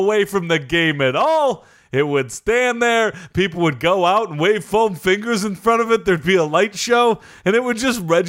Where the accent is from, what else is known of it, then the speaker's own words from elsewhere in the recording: Chicago, Illinois, United States; I'm from Chicago, where I did the Super Bowl shuffle.